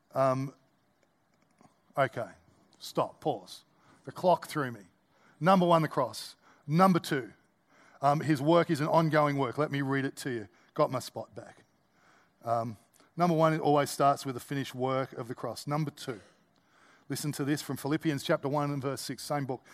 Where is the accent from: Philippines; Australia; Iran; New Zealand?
Australia; as an Australian